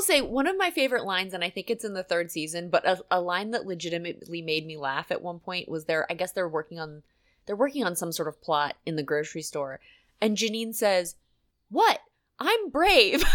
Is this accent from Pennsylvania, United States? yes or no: yes; Pennsylvania, United States; I grew up in God's country. You know, Pennsylvania is like a big dairy state